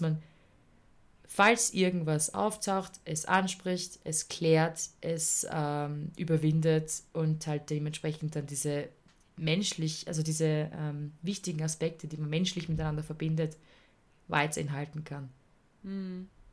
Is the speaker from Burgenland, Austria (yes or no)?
no; Vienna, Austria; also born or lived in Tyrol; bei uns in Wien